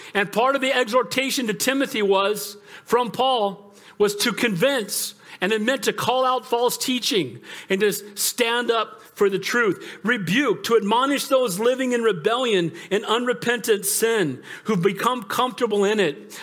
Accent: United States; far before I'm an American, I'm a Christian

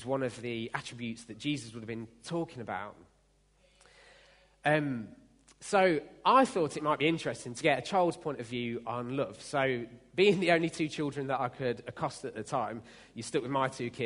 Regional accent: United Kingdom; we're British

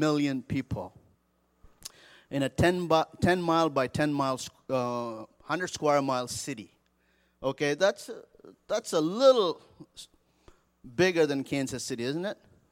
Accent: India; moved away as an adult; also born or lived in Seattle, United States; now in Colorado Springs, United States; I grew up in India and came to the United States a few years ago

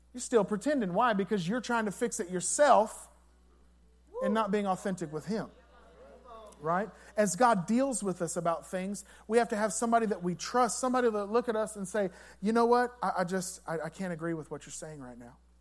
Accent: La Grange, Texas, United States; I said LaGrange, Texas

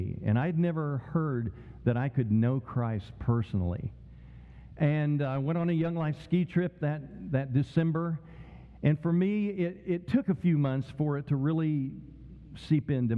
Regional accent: Tulsa, Oklahoma, United States; Growing up in Tulsa, Oklahoma, like Alan did

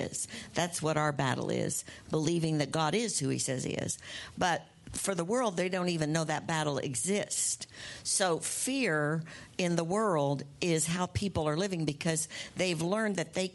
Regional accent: United States; when I was growing up in America. You know, that's where we live

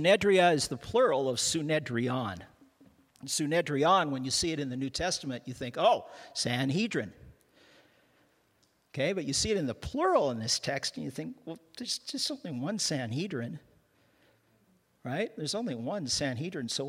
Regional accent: Canada; I'm a Canadian

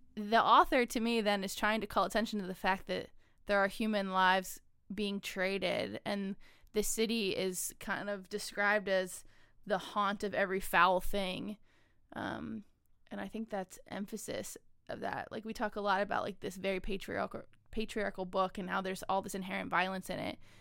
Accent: United States; an American citizen

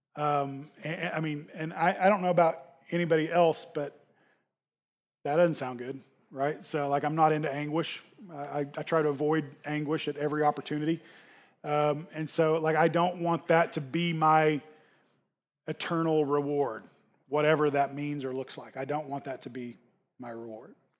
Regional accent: United States; we as, especially as American Christians

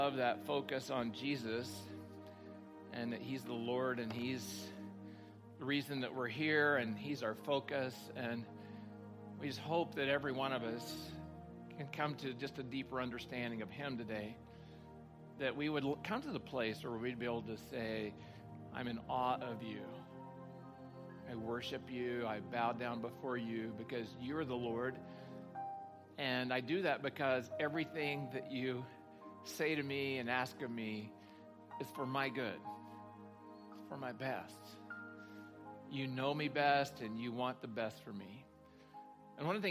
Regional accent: Oklahoma, United States; moved away; I'm from Oklahoma

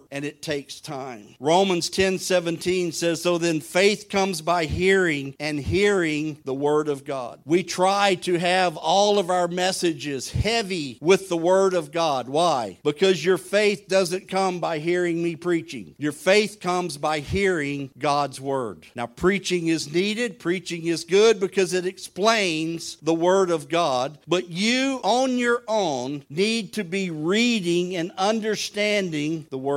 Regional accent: southern Louisiana, United States; I'm from southern Louisiana at the mouth of the Mississippi.

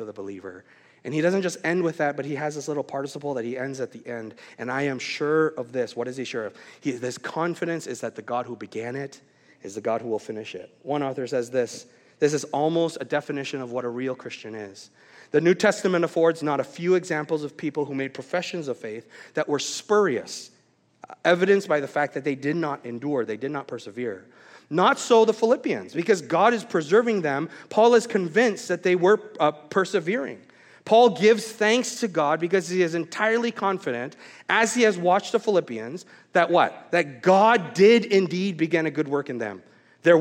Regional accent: Vancouver, British Columbia, Canada; moved away as an adult; also born or lived in Wisconsin; I moved from Vancouver area, Canada, and then I did my Bible college years in Wisconsin.

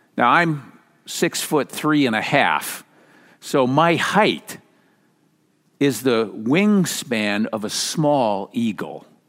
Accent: Minnesota, United States; moved away; growing up in Minnesota

